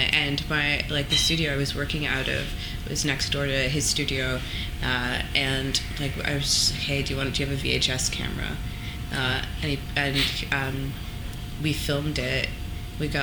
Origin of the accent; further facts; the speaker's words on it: Toronto, Ontario, Canada; moved away as an adult; also born or lived in London; I was born and raised in Toronto.